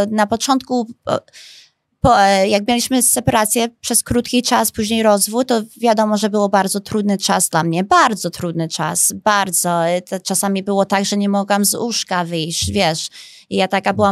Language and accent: Polish; Chicago, Illinois, United States; accent: American; Polish is a second language; now in Poland; jestem amerykańska, bo się urodziłam w Chicago